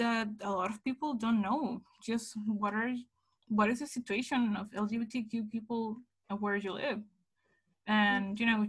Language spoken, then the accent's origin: English; Ensenada, Baja California, Mexico; Ensenada, which is my hometown